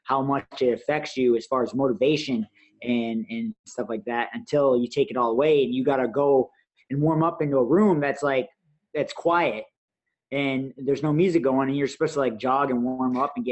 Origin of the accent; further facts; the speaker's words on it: Michigan, United States; I'm from Michigan